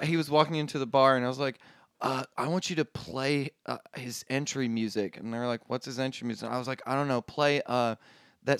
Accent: Tennessee, United States; I am from Tennessee. I'm from Tennessee

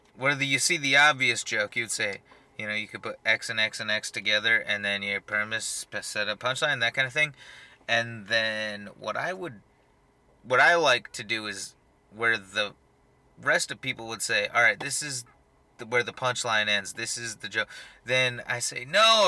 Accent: Tucson, Arizona, United States; I'm from Tucson

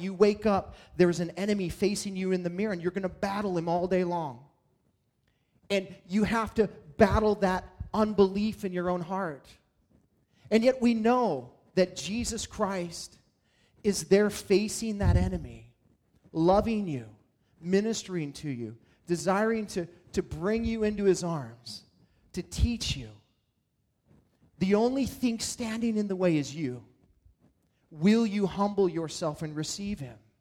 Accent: Montana, United States; as a kid in, growing up in Montana

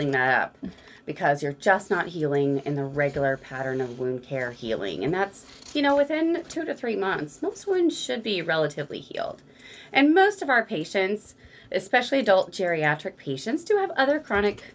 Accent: Rolla, Missouri, United States; I grew up here in Rolla

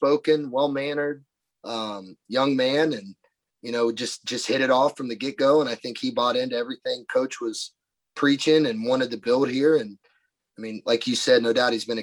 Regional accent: Central Ohio, United States; growing up in Central Ohio, my dad was the biggest Browns and Indians fan there was

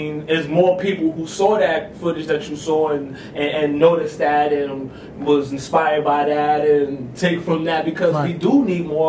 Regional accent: New York City, New York, United States; growing up in the Bronx, where I'm from

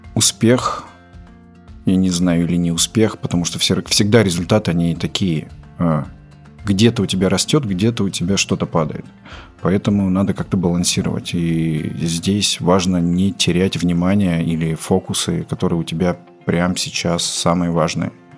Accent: Belgorod, Belgorod Oblast, Russia; moved away as an adult; also born or lived in Kazakhstan; now in Moscow, Russia; Родился я в Казахстане, в какой-то момент переехал в город Белгород, отучился там э, в школе

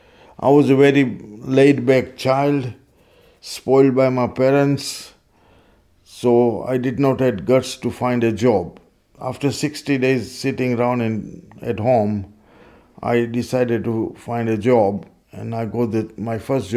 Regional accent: Kenya; now in Peterborough, United Kingdom; I have been an immigrant in Peterborough since 1962. I come from Kenya.

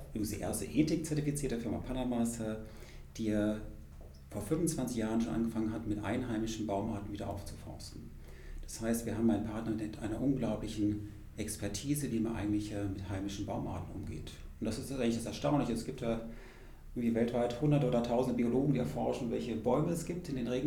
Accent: Freiburg, Baden-Württemberg, Germany; ich komme ja ursprünglich aus, aus Freiburg im Schwarzwald.

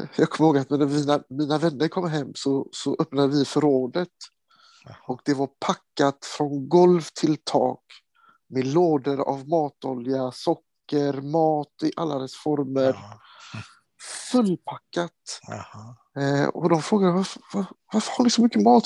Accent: Sweden; also born or lived in Kosovo; Jag är svensk. Jag är en del av Sverige. Jag har romsk bakgrund

